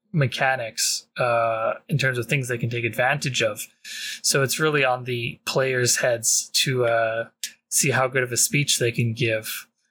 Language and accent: English; Canada; being Canadian.